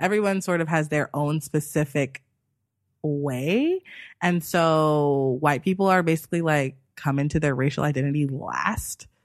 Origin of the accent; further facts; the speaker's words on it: United States; I am obviously American